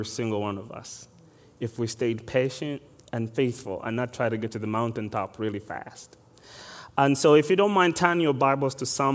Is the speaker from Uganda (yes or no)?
yes; Uganda; moved away; I am exactly from Uganda. I was born and raised there